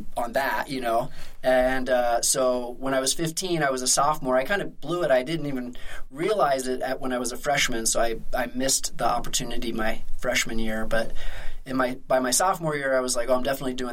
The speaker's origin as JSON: {"language": "English", "area": "suburbs of Philadelphia", "region": "Pennsylvania", "country": "United States", "tie": "born or raised there", "also_born_or_lived": "Bend, Oregon", "moved": "as an adult", "lives_now": "Salt Lake City, United States", "said": "I grew up in the suburbs of Philadelphia"}